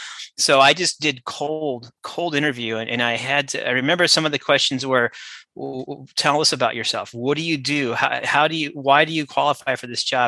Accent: Southern California, United States; I grew up in Southern California

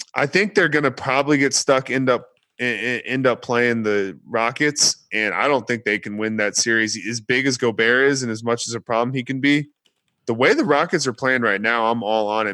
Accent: Texas, United States; I'm from Texas

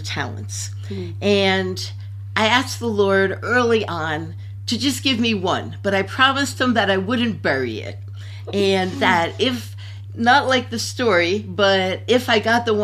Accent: New Jersey, United States; moved away; also born or lived in Louisiana; I grew up in New Jersey

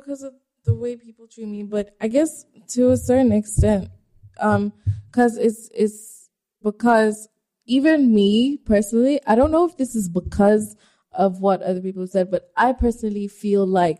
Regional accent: South Africa; also born or lived in Ghana / Nigeria; I'm Nigerian. Okay. I was born in Ghana. Okay. I grew up in South Africa.

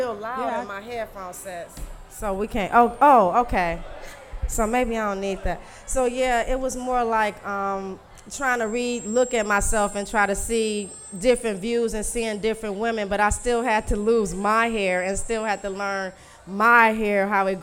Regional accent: Louisiana, United States; now in Detroit, United States; I'm from Louisiana.

